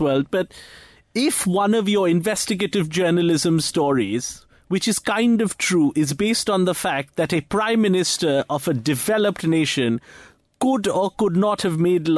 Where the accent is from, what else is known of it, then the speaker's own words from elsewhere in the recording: India; also born or lived in Mumbai, India; I'm Indian